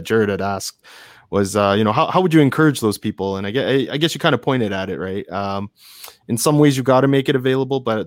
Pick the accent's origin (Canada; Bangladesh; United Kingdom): Canada; I have Japanese parents, so I know Japanese culture fairly decently, especially for being a Canadian guy